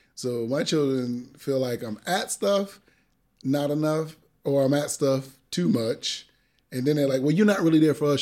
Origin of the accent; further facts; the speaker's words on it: Springfield, Massachusetts, United States; also born or lived in Brooklyn, New York; I grew up in Springfield, Mass, when I moved there from Brooklyn, but every summer I was back in Brooklyn all summer long